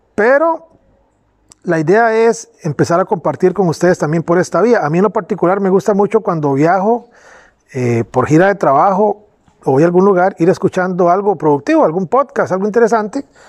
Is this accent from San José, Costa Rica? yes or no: yes; Pérez Zeledón, San José, Costa Rica; nací en Pérez Celedón, al sur de Costa Rica